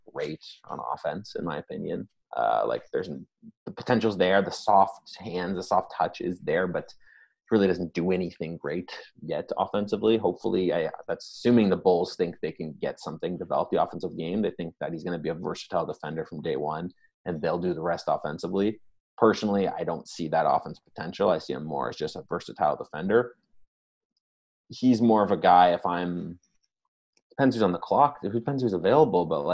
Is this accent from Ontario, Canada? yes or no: yes; Toronto, Ontario, Canada; we're both from Toronto